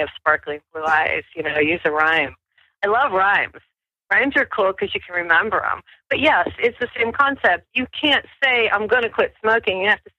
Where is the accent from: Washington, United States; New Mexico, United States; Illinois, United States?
New Mexico, United States; I'm from New Mexico, and people in New Mexico tend to be more spiritual.